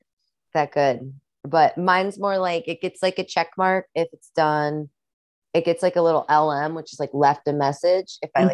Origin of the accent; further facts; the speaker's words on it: Midwest, United States; accent: Midwestern; And with like my Midwestern accent too